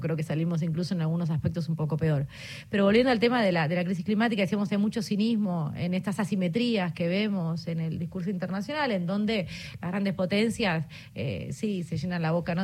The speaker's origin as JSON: {"language": "Spanish", "country": "Argentina"}